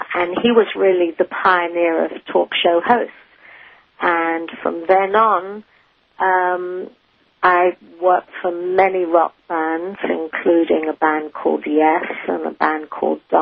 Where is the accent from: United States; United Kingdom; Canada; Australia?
United Kingdom; England; being English